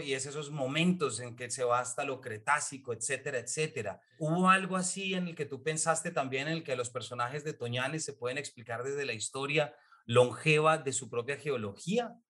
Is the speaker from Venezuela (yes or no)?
no; Colombia; como lector colombiano